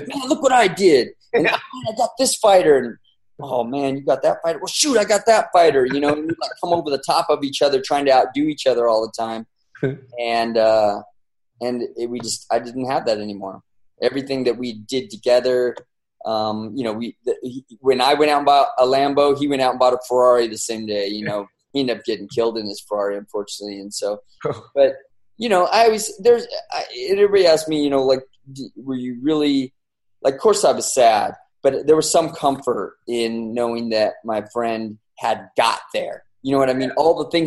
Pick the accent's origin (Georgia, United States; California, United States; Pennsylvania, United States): California, United States; San Bernardino; I'm a dude from San Bernardino who was a police officer